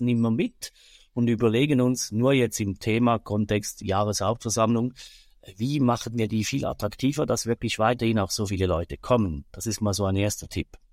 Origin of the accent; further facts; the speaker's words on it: Switzerland; bei uns in der Schweiz